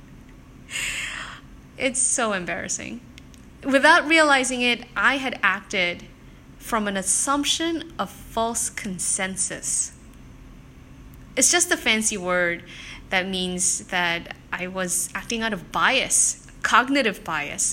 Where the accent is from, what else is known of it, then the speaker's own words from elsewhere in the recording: South Korea; moved away; also born or lived in Japan; I'm not originally from Singapore, I'm actually from South Korea